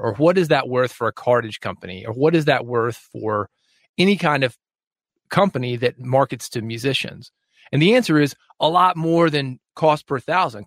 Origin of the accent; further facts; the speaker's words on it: the South, Southern United States, United States; I'm a Southerner